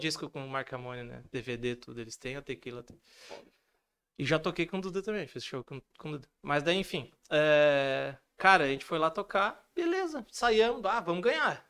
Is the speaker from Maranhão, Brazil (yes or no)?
no; Rio Grande do Sul, Brazil; accent: gaúcho; eu ainda tenho um sotaque muito forte gaúcho, apesar de eu achar que não muito, mas eu tenho